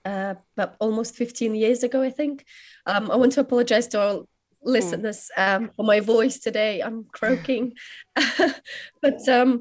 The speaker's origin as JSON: {"language": "English", "country": "Ukraine", "also_born_or_lived": "London", "moved": "yes", "said": "oh, my grandma is from Siberia on my dad's side. And then I said, and I'm from Ukraine."}